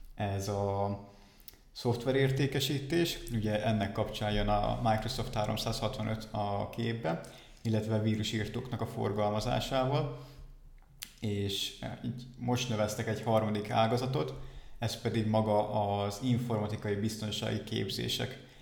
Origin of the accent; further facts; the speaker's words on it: Balatonfüred, Veszprém County, Hungary; moved away as an adult; now in Dunajská Streda, Slovakia; Igazából én Balatonfüredről származom.